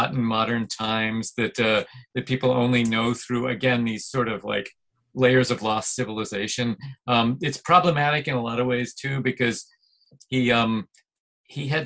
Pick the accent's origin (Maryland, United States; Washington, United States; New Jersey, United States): New Jersey, United States; central; moved away as an adult; also born or lived in Boston area, Massachusetts; now in Brooklyn, New York, United States; I am originally from the Boston area, but mm-hmm. I pretty much grew up mostly in central New Jersey.